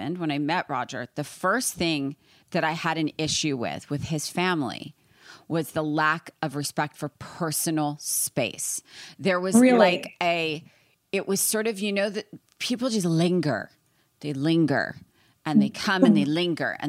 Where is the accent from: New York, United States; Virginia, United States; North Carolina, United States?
New York, United States; now in California, United States; I'm from New York